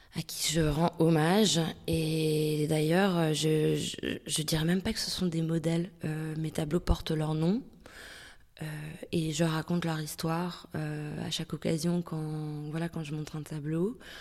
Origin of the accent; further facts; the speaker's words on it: Denmark; moved away as an adult; now in France; j'ai grandi au Danemark jusqu'à mes 18 ans